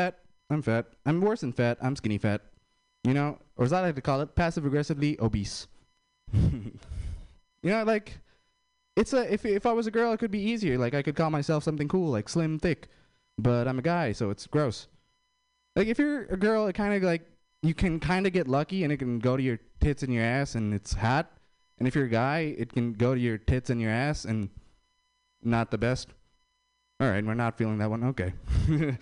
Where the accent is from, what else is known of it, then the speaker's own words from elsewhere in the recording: India; I'm Indian